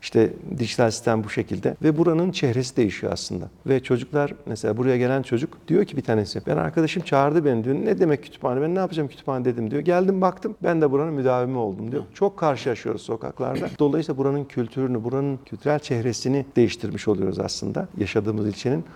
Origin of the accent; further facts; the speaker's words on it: Ankara, Turkey; ben Mamak'ta doğdum büyüdüm